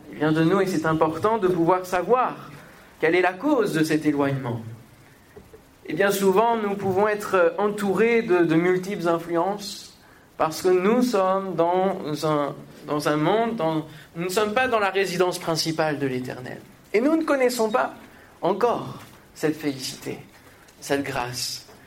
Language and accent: French; Normandy, France; now in Paris, France; je viens de la Normandie